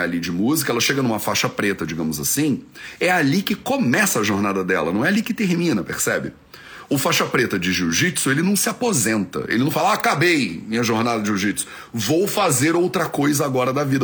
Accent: Rio de Janeiro, Brazil; moved away; Eu cresci no Rio de Janeiro

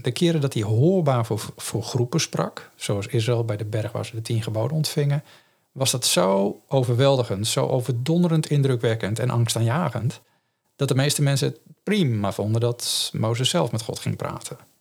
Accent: Netherlands; first language Dutch; voor ons als Nederlanders

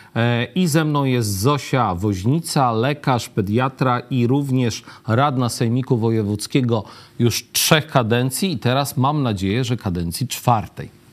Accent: Lublin, Lublin Voivodeship, Poland; jako ten lublinianin

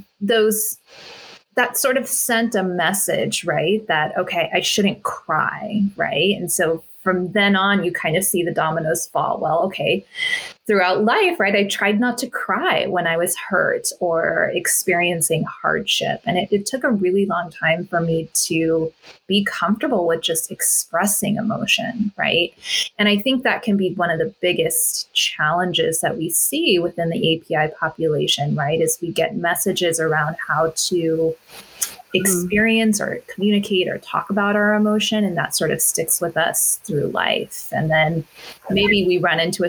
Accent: United States; also born or lived in Orange County, California / Carbondale; born and brought up in the States

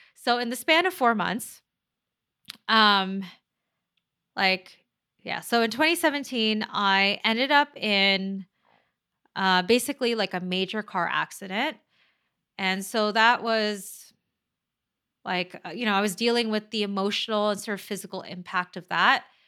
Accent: Manila, Metro Manila, Philippines; moved away; I am Chinese ethnically, but I'm, I'm from the Philippines, right? So I'm, I'm born in the Philippines, in Manila

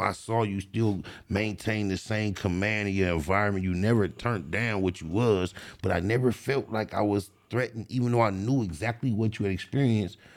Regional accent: Compton, California, United States; I grew up in Compton in the Tri-New area

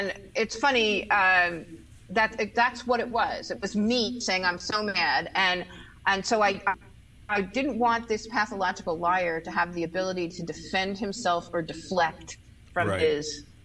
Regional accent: New York City, New York, United States; I grew up in New York City

